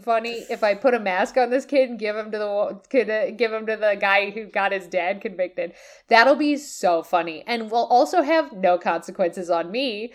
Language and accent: English; United States; me as an American